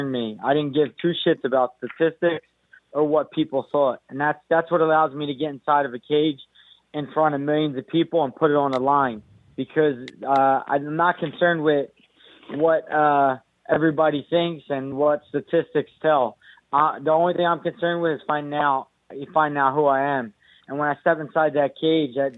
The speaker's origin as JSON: {"language": "English", "country": "United States", "said": "I'm from America, and I'm American"}